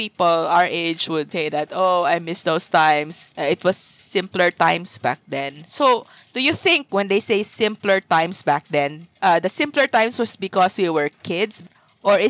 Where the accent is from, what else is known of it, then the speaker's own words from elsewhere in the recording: Zamboanga City, Zamboanga Peninsula, Philippines; I grew up in Zamboanga